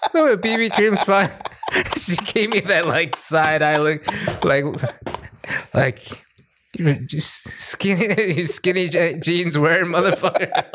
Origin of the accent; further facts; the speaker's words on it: United States; I'm American